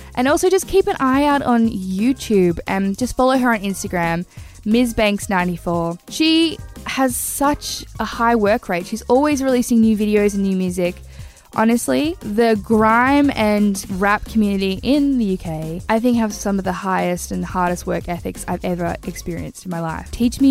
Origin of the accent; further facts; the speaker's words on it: Australia; accent: Aussie; My Aussie accent's so terrible